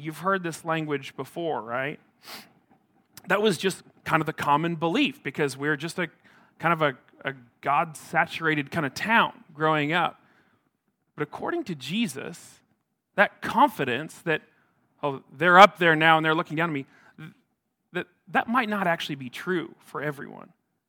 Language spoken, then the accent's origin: English; Atkinson, Nebraska, United States; I grew up in a small town in Nebraska. I grew up in Atkinson, north central Nebraska. It's a town of about 1,500 people.